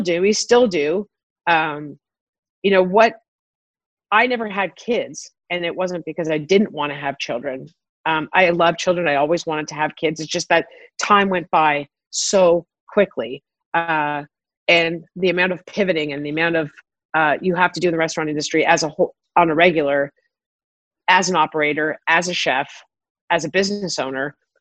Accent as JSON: {"language": "English", "town": "Toronto", "region": "Ontario", "country": "Canada", "tie": "born or raised there", "also_born_or_lived": "South Africa", "said": "growing up in Toronto, I never, I went to public school"}